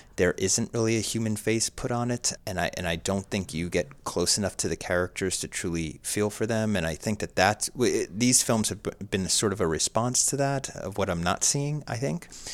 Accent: Somerset County, New Jersey, United States; born and raised in suburbia, U S A and New Jersey

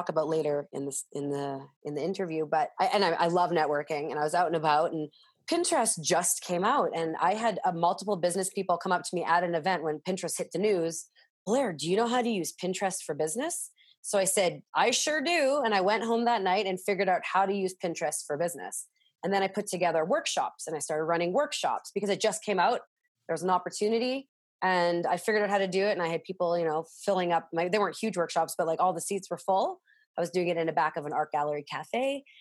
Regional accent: Winnipeg, Manitoba, Canada; I'm from Winnipeg, Manitoba, Canada.

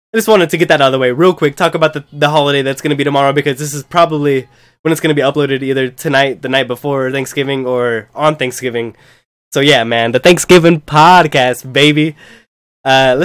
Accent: United States; I'm American

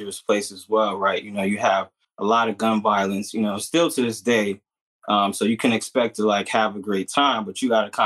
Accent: New York City, New York, United States; born and raised in Harlem

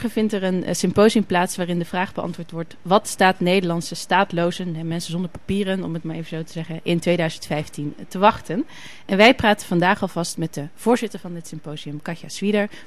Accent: Germany; born there; Ik ben namelijk geboren in Duitsland.

